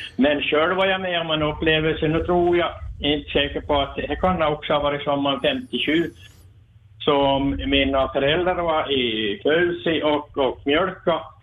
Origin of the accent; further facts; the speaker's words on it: Forsby, Sweden; jag är från Forsby här.